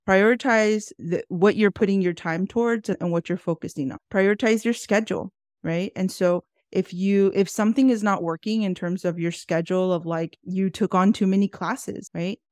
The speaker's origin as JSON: {"language": "English", "town": "Houston", "region": "Texas", "country": "United States", "tie": "born or raised there", "said": "I am born and raised in Houston, Texas"}